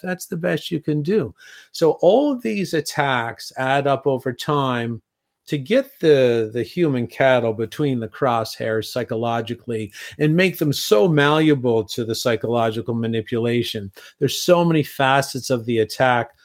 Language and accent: English; Canada; also born or lived in Europe; being Canadian myself